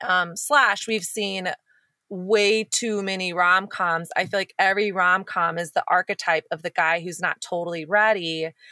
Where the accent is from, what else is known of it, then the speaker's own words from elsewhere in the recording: United States; growing up in America